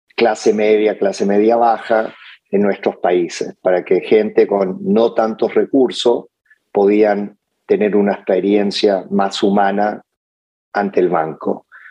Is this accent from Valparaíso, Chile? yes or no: no; Santiago, Santiago Metropolitan Region, Chile; moved away; yo de niño um, fui criado por mi abuela um, en Santiago